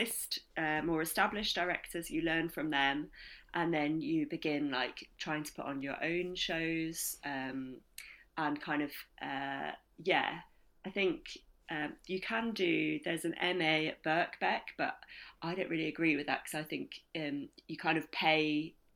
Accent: Ilkley, Yorkshire and the Humber, United Kingdom; I grew up in Ilkley.

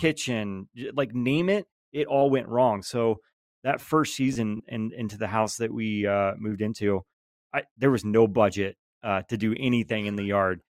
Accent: Georgia, United States; born and raised in Georgia

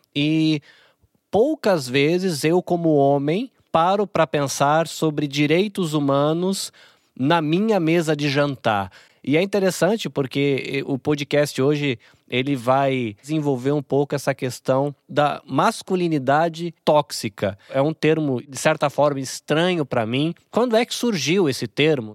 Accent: Brazil; moved away as an adult; now in Japan; eu como brasileiro vindo pra cá, que eu como esse peixinho que nasceu no aquário do Brasil

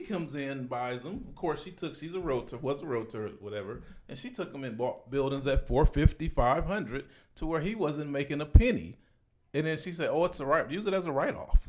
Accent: Compton, California, United States; I'm from Compton, California, so Palmdale, California is an hour and a half away from my house.

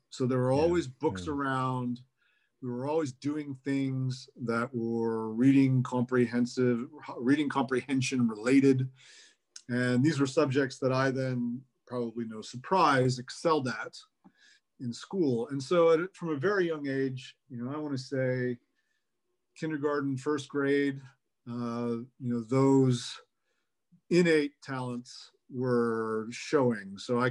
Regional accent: Bethlehem, Pennsylvania, United States; born there; I was born in Bethlehem at St. Luke's, but my parents did live together as graduate students.

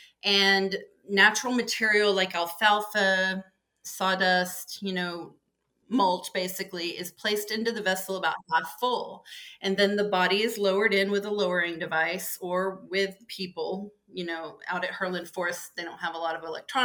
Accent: Lubbock, Texas, United States; moved away as an adult; also born or lived in Austin, Texas; now in Washington, United States; From Lubbock

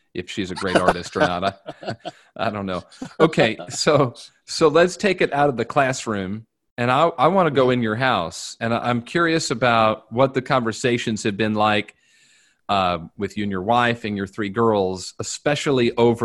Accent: Indianapolis, Indiana, United States; moved away; a part of Indy I grew up in was very white. I grew up in the Geist area. I mean, it was just white. So, and, you know, I went to Lawrence Central, so the school looked different.

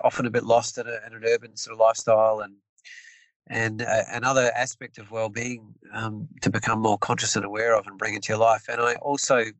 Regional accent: New Zealand; moved away as an adult; now in Tasmania, Australia; I'm born and bred in New Zealand

